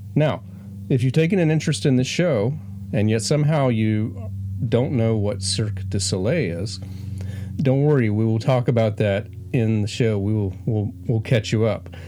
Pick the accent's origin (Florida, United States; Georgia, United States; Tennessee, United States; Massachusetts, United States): Florida, United States; moved away; I'm from Florida